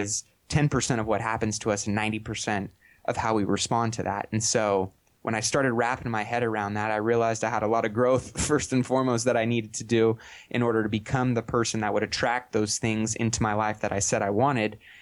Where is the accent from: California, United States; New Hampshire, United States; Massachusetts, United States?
California, United States; Sacramento; I'm from Sacramento, California, and born and raised here